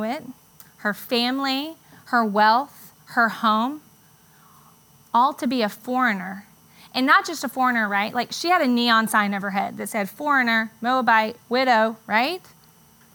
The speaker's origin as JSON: {"language": "English", "town": "Charleston", "region": "South Carolina", "country": "United States", "tie": "born or raised there", "moved": "as an adult", "lives_now": "Charlotte, United States", "said": "we moved from Charleston to Charlotte, the only place I'd ever really known."}